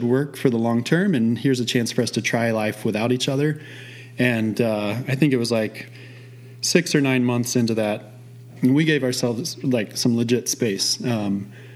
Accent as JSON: {"language": "English", "region": "Midwest", "country": "United States", "tie": "born or raised there", "also_born_or_lived": "Oregon", "moved": "as an adult", "said": "I was born and raised in the Midwest, went to school in the Midwest."}